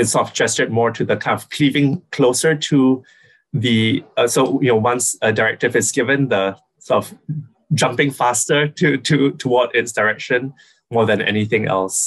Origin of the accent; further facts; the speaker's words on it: Singapore; now in United States; I'm from Singapore, which is small island country